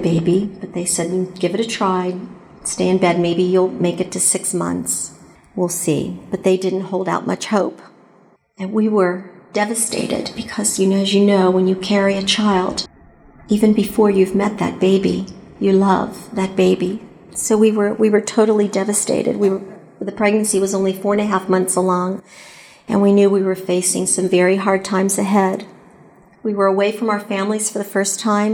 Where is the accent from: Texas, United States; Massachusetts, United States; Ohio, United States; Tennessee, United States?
Ohio, United States; Cincinnati; moved away as an adult; also born or lived in Atlanta; Cincinnati was my hometown